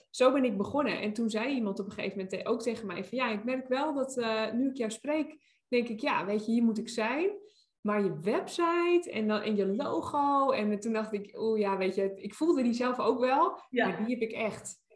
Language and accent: Dutch; Nijmegen, Gelderland, Netherlands; now in Brabant, Netherlands; ik kom uit Nijmegen.